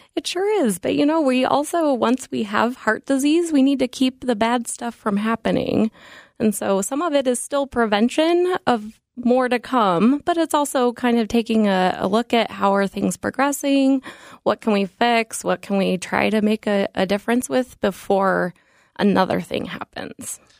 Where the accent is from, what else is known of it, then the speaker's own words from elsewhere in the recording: Denver, Colorado, United States; moved away; I grew up in Denver, Colorado